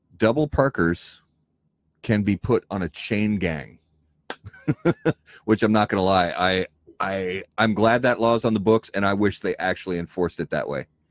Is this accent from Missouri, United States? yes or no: no; Indiana, United States; also born or lived in Wisconsin; now in Minnesota, United States; I was born and raised in Indiana, and I lived in Wisconsin for many years.